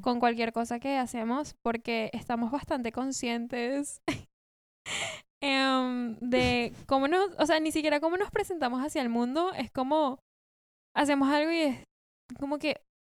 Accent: Colombia; moved away as an adult; also born or lived in Venezuela; now in Buenos Aires, Argentina; no soy de acá. Em, venía de Colombia, viví ahí nueve años, me mudé cuando tenía nueve, pero nací en Venezuela

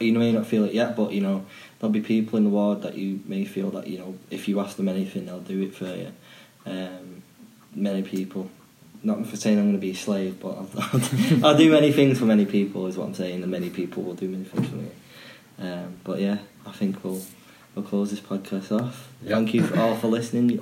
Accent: Manchester, North West England, United Kingdom; growing up in Manchester

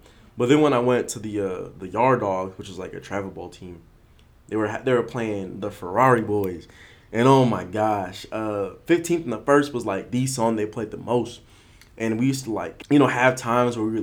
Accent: Atlanta, Georgia, United States; I'm from Atlanta

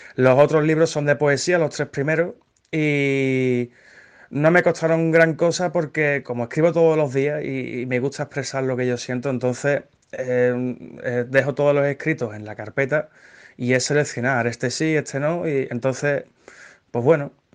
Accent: Seville, Andalusia, Spain; Soy, soy de Sevilla

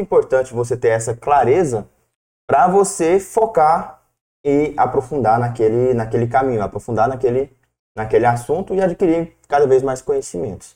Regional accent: Corumbá, Brazil; moved away; also born or lived in Goiânia; eu sou lá do interior, sou de Corumbá, depois fui para Nápoles, Goiânia

